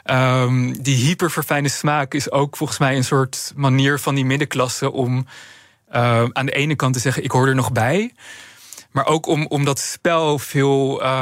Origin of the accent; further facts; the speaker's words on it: Amsterdam, North Holland, Netherlands; Kijk, ik, ik ben zelf opgegroeid in Amsterdam.